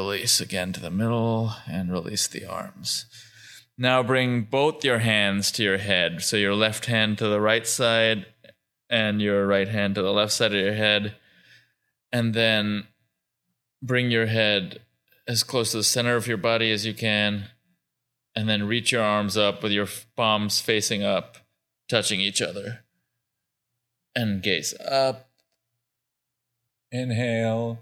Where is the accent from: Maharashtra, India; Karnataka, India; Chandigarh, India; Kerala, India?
Maharashtra, India; Mumbai; moved away as an adult; my hometown, Bombay, I think, is a city that gives me very specific vibes. And part of that is it's so many memories of that, you know, it's where I grew up till I was almost 18 years old